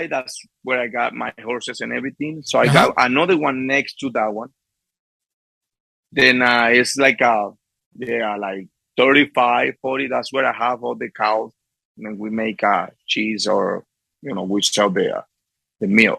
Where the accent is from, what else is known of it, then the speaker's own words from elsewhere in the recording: Las Matas, Portuguesa, Venezuela; English is a second language; moved away; also born or lived in Guanare, Venezuela; I born in Guanare, but I grew up in Las Matas